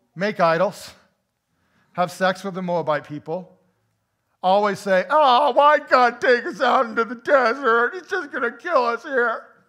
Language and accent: English; United States; dual freedom as an American